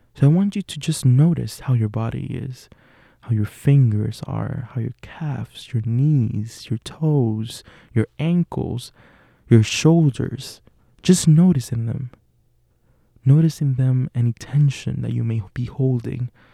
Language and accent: English; Puerto Rico; English is a second language; moved away as an adult; now in Pittsburgh, United States; I'm from Puerto Rico. Uh, it's a little Caribbean island. I was born and raised there.